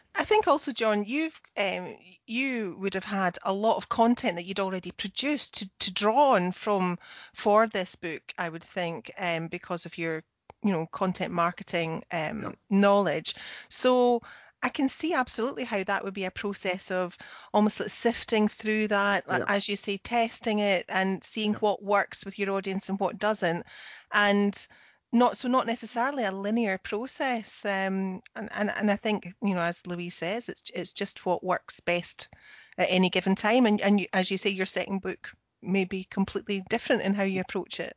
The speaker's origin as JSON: {"language": "English", "region": "Scotland", "country": "United Kingdom", "said": "I'm the Scottish one."}